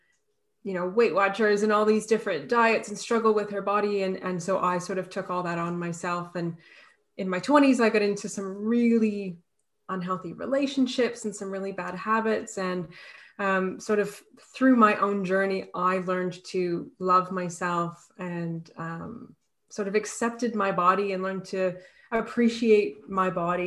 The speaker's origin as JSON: {"language": "English", "country": "Canada", "moved": "yes", "lives_now": "Australia", "said": "I'm Canadian, and I am based in Australia right now"}